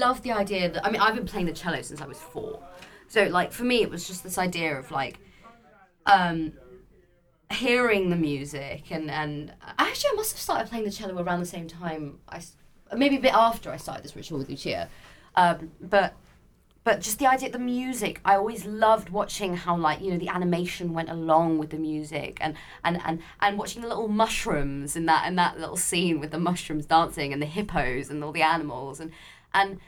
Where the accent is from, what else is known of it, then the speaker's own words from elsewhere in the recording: Barnes, London, United Kingdom; when I was growing up in Barnes, we used to live in this kind of small flat